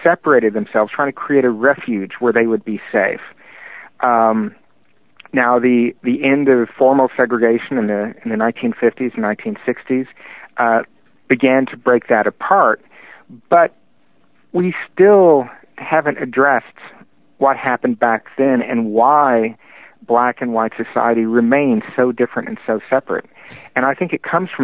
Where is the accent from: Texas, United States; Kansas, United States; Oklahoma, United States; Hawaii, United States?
Texas, United States; accent: Texan; when people look at me as a white Texan and they hear the accent